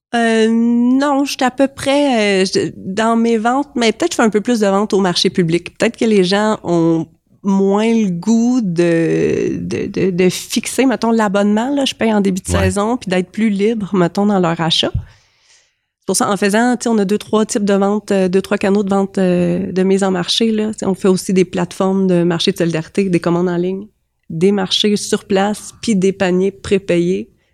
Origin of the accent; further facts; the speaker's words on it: Compton, Quebec, Canada; also born or lived in Sherbrooke; now in Saint-Camille, Canada; je suis née à Compton